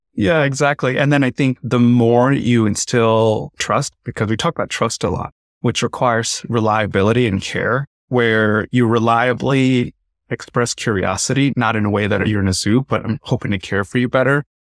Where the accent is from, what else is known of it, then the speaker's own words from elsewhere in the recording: Tamil Nadu, India; I'm South Indian. I'm from Tamil Nadu